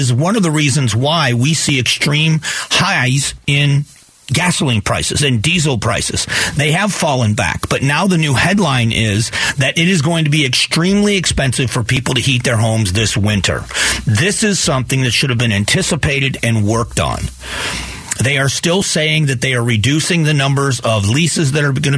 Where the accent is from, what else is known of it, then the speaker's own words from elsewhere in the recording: Newbury, Ohio, United States; also born or lived in Cleveland, Ohio; now in Arizona, United States; I lived in farm, what used to be farm country, in northeast Ohio in Geauga County